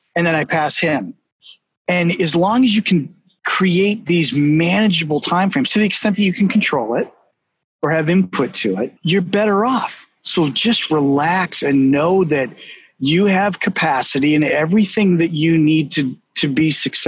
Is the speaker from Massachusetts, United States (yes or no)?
yes; Boston, Massachusetts, United States; accent: Boston; my Boston accent